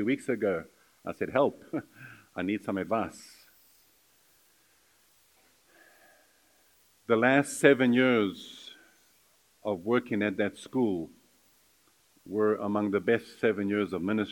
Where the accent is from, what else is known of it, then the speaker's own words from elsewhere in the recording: South Africa; moved away as an adult; I was from South Africa